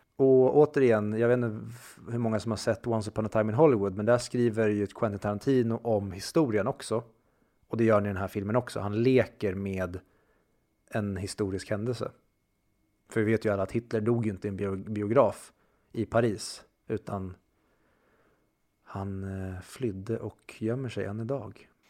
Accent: Sweden; vi som konflikträdda svenskar

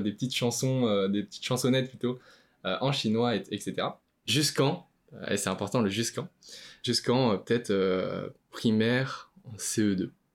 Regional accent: France; first language Chinese; je suis né en France. La première langue que j'ai appris, c'était le chinois

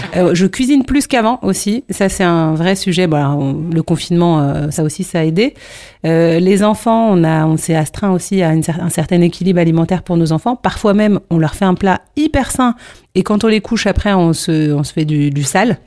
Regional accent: Paris, Île-de-France, France; je suis parisienne

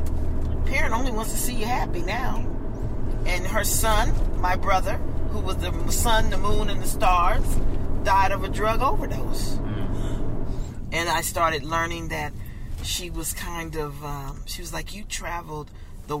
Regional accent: Compton, California, United States; I grew up in Compton

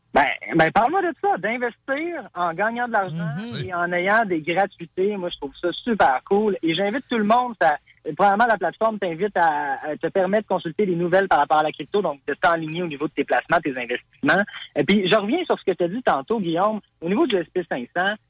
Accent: Carignan, Quebec, Canada; je suis banlieusard. Je viens de Carignan

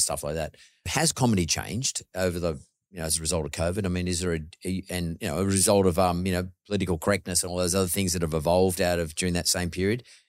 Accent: Australia; My dad's Greek and my mother's Irish, but, but I'm born here. I'm a first, I'm first generation Aussie, so I'm pretty Aussie.

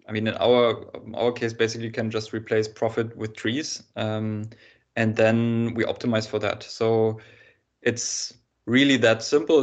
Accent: Germany; I was born in Germany

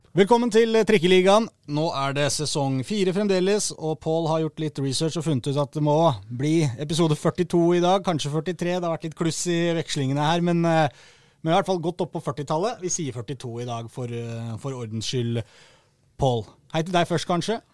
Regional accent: Oslo, Norway; de hører jo at jeg er fra Oslo

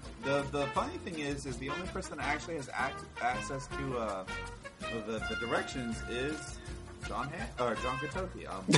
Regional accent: Florida, United States; we're from Florida

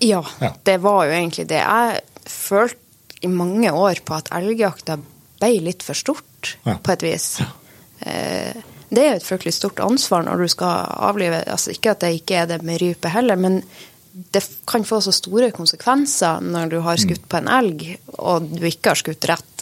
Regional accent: Saltdalen, Nordland, Norway; det er jo der jeg vokste opp

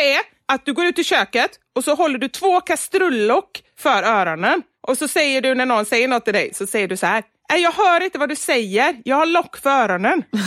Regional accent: Gothenburg, Västra Götaland, Sweden; jag som är göteborgare

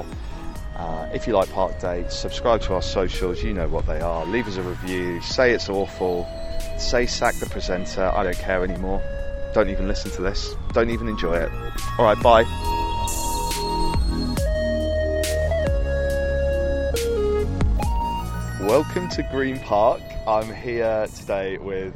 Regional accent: United Kingdom; being british

